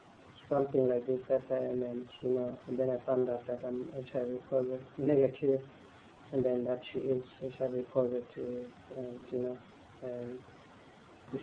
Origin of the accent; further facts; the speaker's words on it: South Africa; moved away; I'm from South Africa.